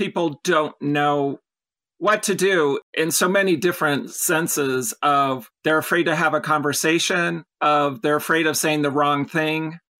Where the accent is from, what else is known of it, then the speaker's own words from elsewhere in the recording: Los Angeles, California, United States; I was born in Los Angeles. I'm a California girl. Nice. Love the beach, the mountains, the malls, and Disneyland.